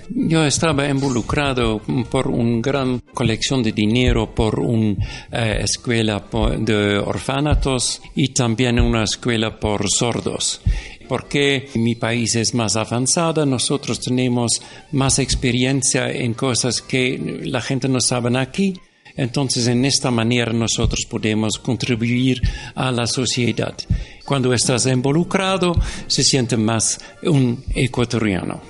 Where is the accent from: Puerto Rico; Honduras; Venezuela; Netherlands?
Netherlands; Spanish is a second language; moved away as an adult; now in Ecuador